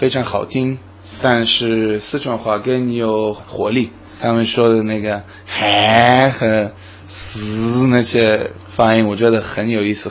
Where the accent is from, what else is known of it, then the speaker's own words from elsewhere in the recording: Israel; Chinese is a second language; now in Chengdu, China; 我是来自以色列。